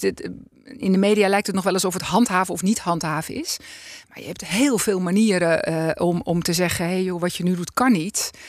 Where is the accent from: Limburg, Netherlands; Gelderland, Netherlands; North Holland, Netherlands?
North Holland, Netherlands; Alkmaar; ik ben geboren getogen in Alkmaar